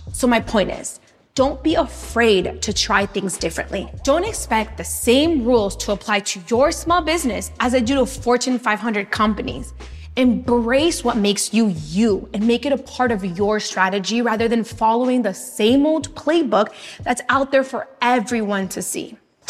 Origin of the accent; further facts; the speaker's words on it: Los Angeles, California, United States; My entrepreneurial spirit comes from growing up in Latino neighborhoods in LA and being surrounded by so many people who are immigrants.